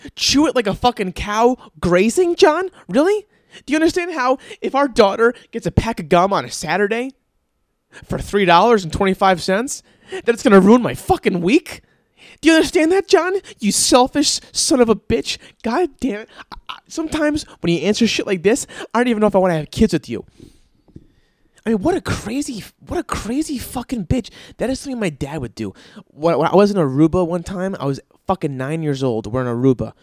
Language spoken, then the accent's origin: English; East Coast, United States; moved away; I'm from the East Coast